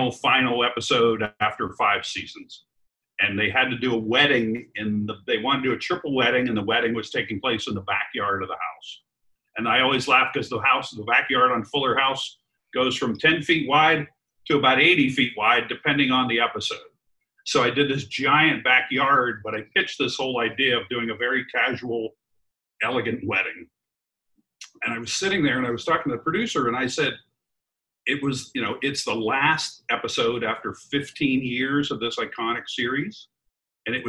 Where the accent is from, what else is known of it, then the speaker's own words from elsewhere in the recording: East Coast, United States; moved away; I grew up on the East Coast. We had winters for 7 months a year.